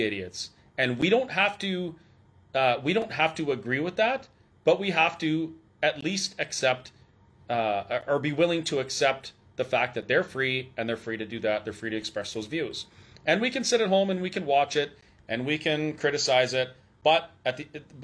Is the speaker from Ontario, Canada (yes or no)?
no; Alberta, Canada; I'm from Alberta